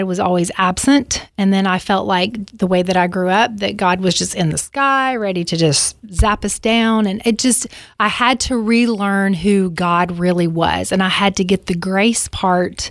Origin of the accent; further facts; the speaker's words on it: Alabama, United States; I grew up in Alabama